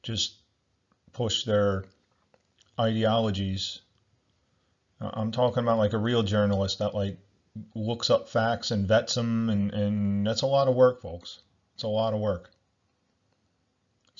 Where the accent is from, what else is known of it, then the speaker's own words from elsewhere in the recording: United States; I'm from the United States